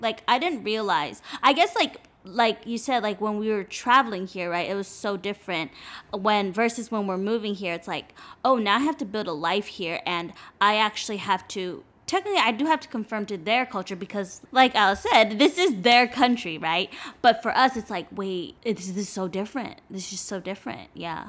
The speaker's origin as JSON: {"language": "English", "town": "Los Angeles", "region": "California", "country": "United States", "tie": "born or raised there", "moved": "as an adult", "lives_now": "Taiwan", "said": "I'm originally from L A. I lived there my whole life, specifically the six to six area"}